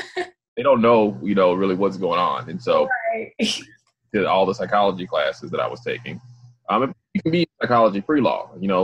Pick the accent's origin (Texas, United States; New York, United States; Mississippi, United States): Mississippi, United States; Grenada; I'm from Grenada, Mississippi. Hometown, same as Crispin.